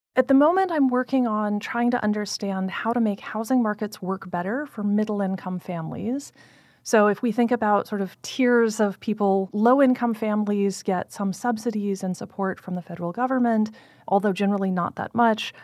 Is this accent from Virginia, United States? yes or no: yes; Blacksburg, Virginia, United States; moved away; I grew up in Blacksburg, Virginia, which is a small college town in the southwest part of the state.